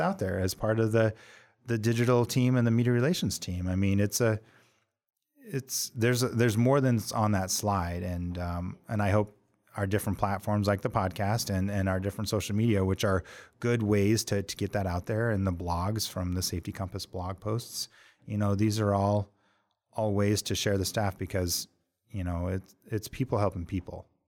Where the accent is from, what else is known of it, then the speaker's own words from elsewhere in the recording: Montana, United States; moved away as an adult; also born or lived in Dallas; now in Washington, D.C., United States; I was from Montana